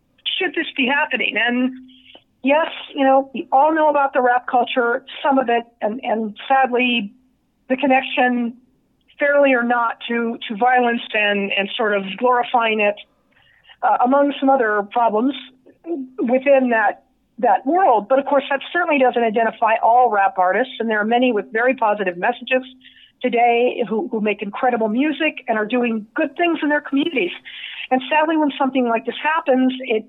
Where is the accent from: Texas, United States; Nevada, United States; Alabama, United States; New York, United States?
Nevada, United States; my home state, Nevada